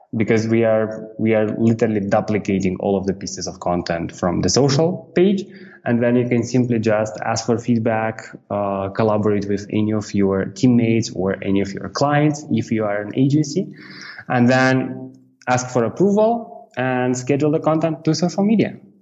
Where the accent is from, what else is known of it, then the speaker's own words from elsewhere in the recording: Moldova; moved away as an adult; I'm from Republic of Moldova. This is Eastern Europe